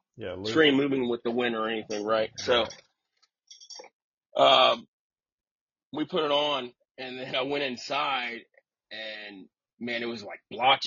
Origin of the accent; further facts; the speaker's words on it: Tampa, Florida, United States; I'm from Florida